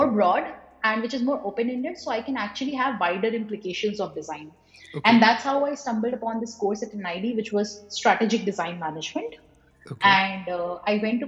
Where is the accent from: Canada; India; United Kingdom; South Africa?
India; Varanasi, Uttar Pradesh; moved away as an adult; now in Bangalore, India; back to my hometown. So I'm right now in Banaras